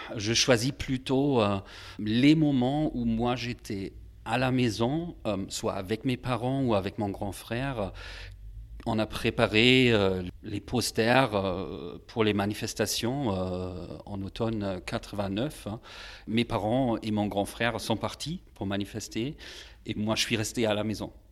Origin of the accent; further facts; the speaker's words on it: Magdeburg, Saxony-Anhalt, Germany; dans ma ville natale à Magdebourg